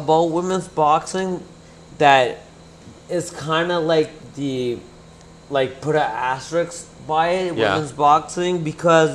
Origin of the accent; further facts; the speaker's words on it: Windsor, Ontario, Canada; I'm from Windsor.